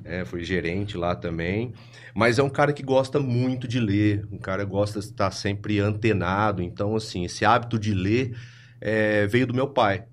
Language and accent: Portuguese; Ribeirão Preto, São Paulo, Brazil; eu sou de Ribeirão Preto, eu nasci, acho que foi no bairro Campos Elíseos